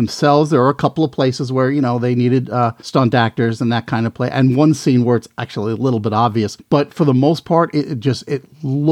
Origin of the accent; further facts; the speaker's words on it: the New York area, United States; we grew up in the New York area